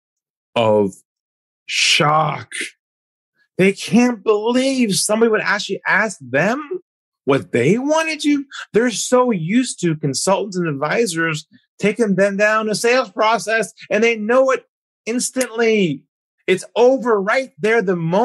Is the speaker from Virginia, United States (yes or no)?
no; California, United States; moved away as an adult; now in Sydney, Australia; I'm originally from California, and I now live in Sydney, Australia. I've been here about 18 years.